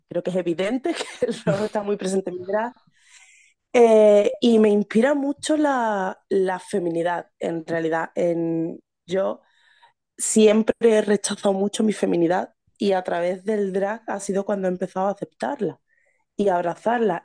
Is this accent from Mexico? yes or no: no; Seville, Andalusia, Spain; soy de Sevilla